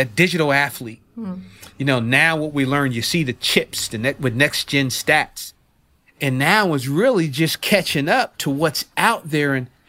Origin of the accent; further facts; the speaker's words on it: New Jersey, United States; So, Nanaz, growing up in Jersey, South Jersey, at the time, the NBA basketball team was like, that was the organization, that was the team to follow.